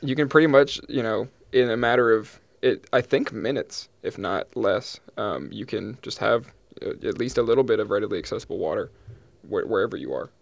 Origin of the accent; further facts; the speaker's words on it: East Texas, United States; I'm from East Texas, the Pine, Piney Woods, like, Pine Curtain area